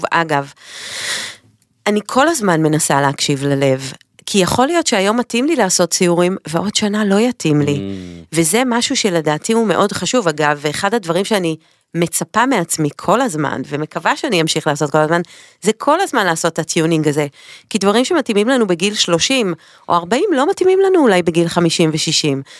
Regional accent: Haifa, Haifa District, Israel; moved away as an adult; now in Paris, France; גדלתי עם ליאור ברוממה החדשה בחיפה.

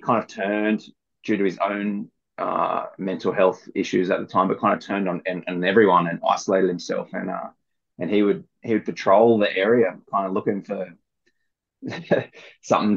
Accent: Bulli, New South Wales, Australia; growing up in Bulleye, I had Sandon Point on my doorstep

